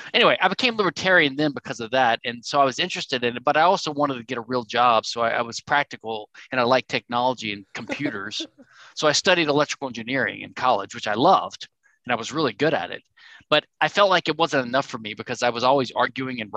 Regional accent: rural Louisiana, United States; I'm from Louisiana, rural Louisiana, and I was always sort of from the South

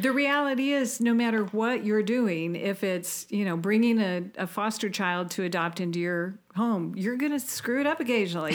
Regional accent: Auburn, Indiana, United States; I was a girl from Auburn, Indiana

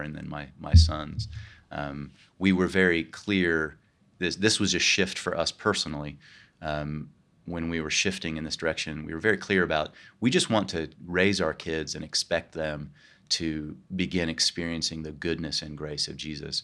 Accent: Kansas, United States; moved away as an adult; also born or lived in New York; now in California, United States; I grew up in Kansas and uh, outside of Kansas City

